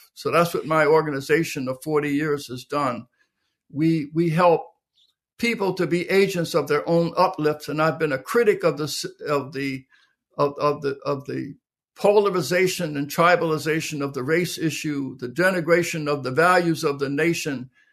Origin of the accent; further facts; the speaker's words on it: Philadelphia, Pennsylvania, United States; I was born in Philadelphia, Pennsylvania, in the middle of the Depression. Um, low-income, blue-collar neighborhood